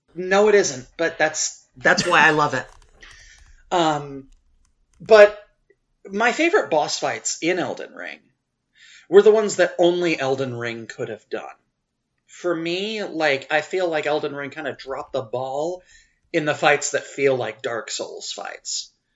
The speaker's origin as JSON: {"language": "English", "region": "Louisiana", "country": "United States", "said": "I am from Louisiana"}